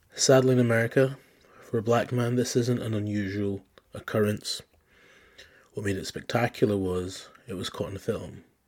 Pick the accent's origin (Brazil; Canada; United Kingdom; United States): United Kingdom; Scotland; I grew up in Scotland